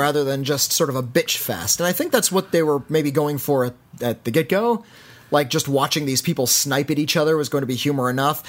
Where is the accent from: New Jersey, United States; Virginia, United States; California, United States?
California, United States; us California boys